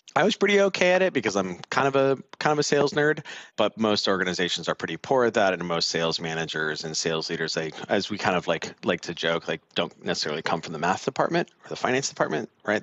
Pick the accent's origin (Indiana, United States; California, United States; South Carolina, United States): California, United States; Southern; accent: Southern California; I'm from I'm from Southern California